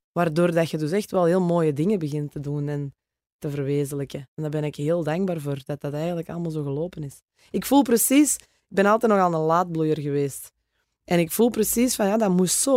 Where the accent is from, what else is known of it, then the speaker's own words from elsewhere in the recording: Oevel, Flanders, Belgium; accent: Kempen; also born or lived in Geel / Antwerp / Vorselaar / Herentals; ik ben geboren in Geel. Mijn ouders hebben altijd in Oevel gewoond als ik dan ehm, ben opgegroeid